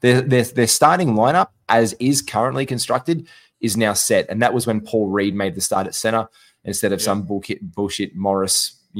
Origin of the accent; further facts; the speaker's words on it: Gold Coast, Queensland, Australia; I'm a half city, half country, half beach guy. I grew up on the Gold Coast.